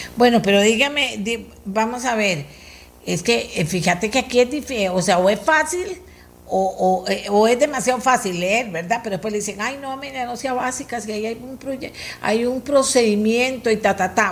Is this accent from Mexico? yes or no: no; Costa Rica; somos los demás costarricenses